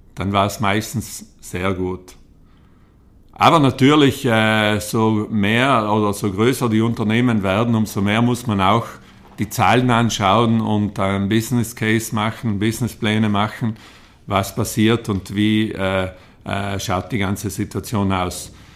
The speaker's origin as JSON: {"language": "German", "town": "Trens", "region": "Trentino-Alto Adige", "country": "Italy", "tie": "born or raised there", "said": "Ich bin aufgewachsen in Trenz auf einem kleinen Bauernhof"}